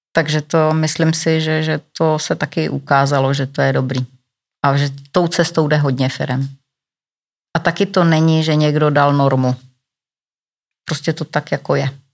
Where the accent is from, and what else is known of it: Czechia